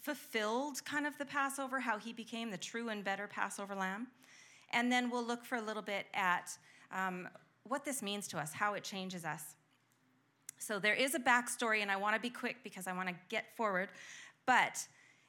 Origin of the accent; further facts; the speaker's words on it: Canada; we're Canadian